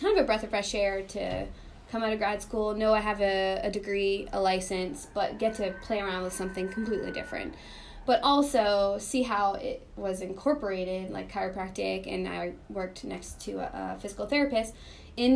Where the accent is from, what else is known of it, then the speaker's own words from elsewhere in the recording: Northern Maine, United States; moved away as an adult; also born or lived in St. Louis / Chicago; I'm from Northern Maine